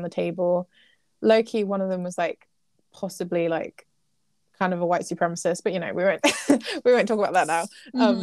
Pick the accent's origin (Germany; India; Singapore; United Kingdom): United Kingdom; England; we've predominantly lived as English people.